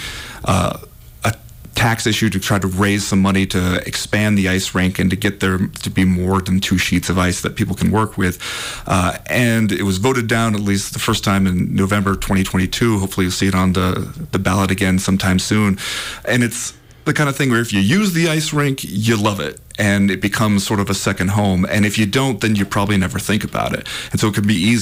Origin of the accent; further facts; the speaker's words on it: Southern California, United States; now in Missoula, United States; I grew up in Southern California